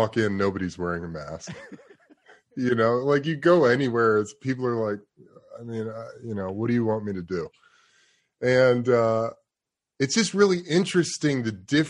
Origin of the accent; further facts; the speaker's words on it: New York City, New York, United States; moved away; also born or lived in Los Angeles; I've lived in LA for a lot of my life. I'm from New York City